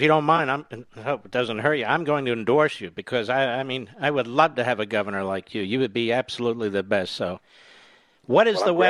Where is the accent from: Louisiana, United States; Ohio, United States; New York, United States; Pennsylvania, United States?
Pennsylvania, United States; Philadelphia; when I was a kid growing up on the East Coast in Philadelphia